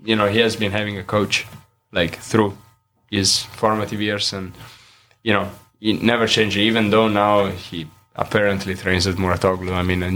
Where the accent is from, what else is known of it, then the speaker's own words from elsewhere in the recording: Italy; also born or lived in United States / Denmark; now in Odense, Denmark; growing up in Italy